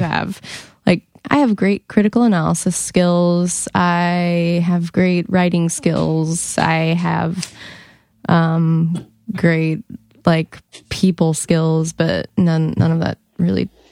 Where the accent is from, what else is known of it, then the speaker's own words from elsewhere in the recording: Monument, Colorado, United States; I'm from Colorado.